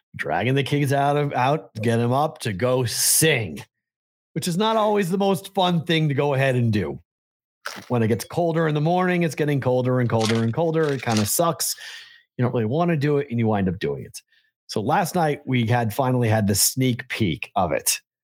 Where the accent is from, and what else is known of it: Massachusetts, United States; born or raised there; now in Las Vegas, United States